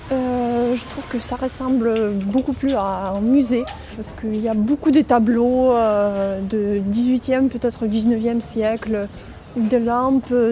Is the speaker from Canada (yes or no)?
no; Moscow, Russia; French is a second language; moved away; j'ai 26 ans, je viens de Moscou et je suis pianiste.